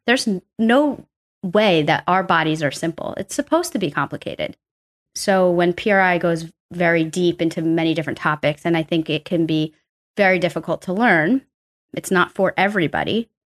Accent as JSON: {"language": "English", "town": "New York City", "region": "New York", "country": "United States", "tie": "born or raised there", "also_born_or_lived": "Arkansas", "said": "I'm from New York, pretty much born and raised here"}